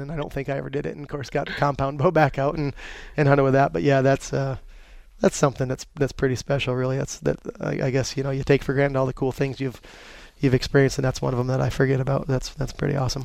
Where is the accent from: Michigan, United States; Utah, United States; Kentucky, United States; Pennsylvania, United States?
Pennsylvania, United States; Dushore; moved away as an adult; now in North Carolina, United States; growing up in Pennsylvania